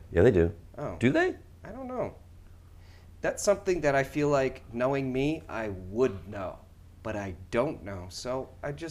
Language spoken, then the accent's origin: English; New York, United States; as a New Yorker who travels to and from the city every day, I travel into Grand Central and then over to Times Square and then down to Penn Station.